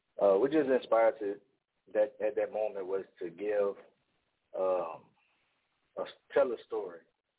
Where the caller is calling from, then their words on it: Opelousas, Louisiana, United States; From Opelousas, Louisiana.